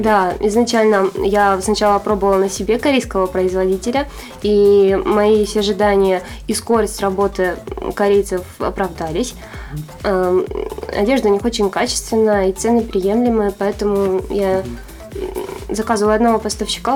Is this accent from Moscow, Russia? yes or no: no; Arkhangelsk, Arkhangelsk Oblast, Russia; я родилась и живу в Архангельске